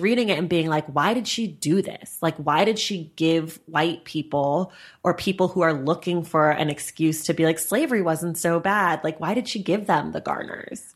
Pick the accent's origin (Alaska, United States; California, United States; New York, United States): California, United States; Bay Area; I grew up in the Bay Area